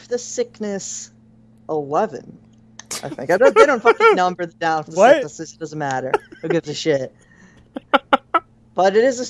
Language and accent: English; Philadelphia, Pennsylvania, United States; I'm from Philadelphia, okay?